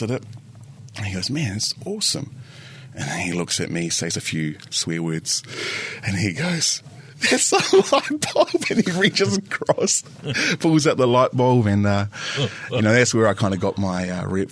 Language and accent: English; Wairarapa, Wellington, New Zealand; also born or lived in Porirua; we moved to the Wairarapa, and I spent the majority of my life there. So I grew up in a predominantly Pākehā area with farms